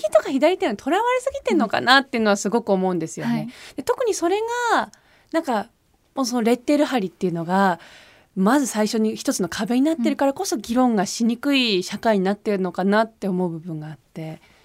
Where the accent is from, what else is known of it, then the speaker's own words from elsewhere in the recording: Switzerland; now in Japan; 自分の中でその日本のアイデンティティというのが、はい、スイスに住んでいながらも育ってきた